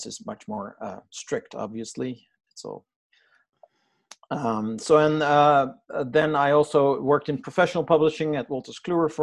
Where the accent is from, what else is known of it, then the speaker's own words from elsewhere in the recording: Amsterdam, North Holland, Netherlands; I'm Dutch, right? I'm from Amsterdam